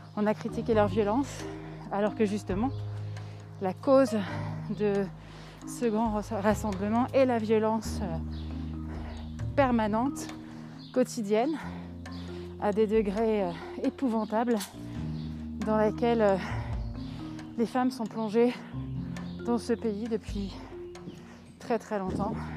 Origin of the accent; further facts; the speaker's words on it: France; now in Mexico; je suis française